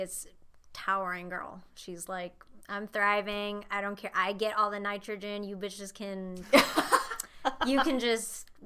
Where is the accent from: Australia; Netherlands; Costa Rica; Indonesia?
Indonesia; moved away as an adult; now in Los Angeles, United States; I was born and raised in Indonesia